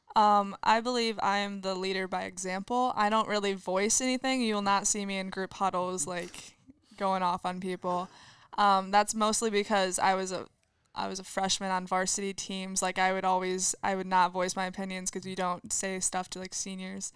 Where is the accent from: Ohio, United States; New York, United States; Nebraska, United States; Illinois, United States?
Illinois, United States; LaSalle; I am from LaSalle, Peru